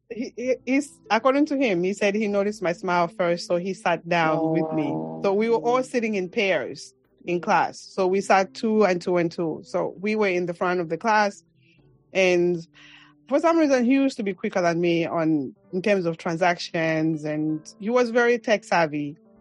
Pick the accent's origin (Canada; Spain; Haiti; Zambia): Zambia; Mongu, Western Province; accent: African; moved away as an adult; now in New York City, United States; Zambia, which is my home country